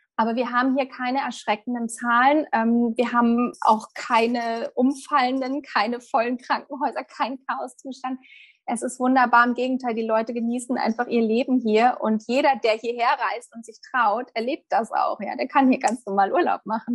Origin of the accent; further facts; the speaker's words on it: Germany; moved away as an adult; now in Mallorca, Spain; bei uns in Deutschland